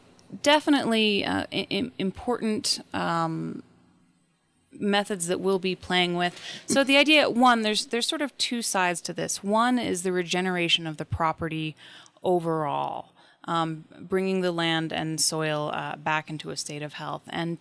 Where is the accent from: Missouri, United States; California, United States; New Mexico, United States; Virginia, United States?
New Mexico, United States; Taos; I did, born and raised.